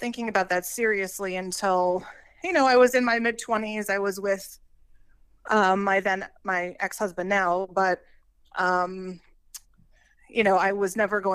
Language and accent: English; New York, United States; I'm from New York, about an hour and a half north of the city